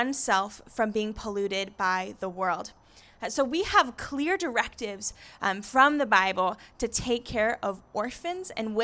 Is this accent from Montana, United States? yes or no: no; Encinitas, California, United States; now in Escondido, United States; I grew up in Encinitas, so coming to the coast feels like home